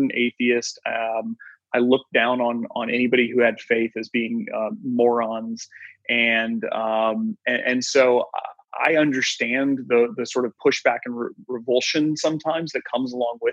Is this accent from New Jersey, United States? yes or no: no; Kansas City, Missouri, United States; I grew up with on the Kansas City side.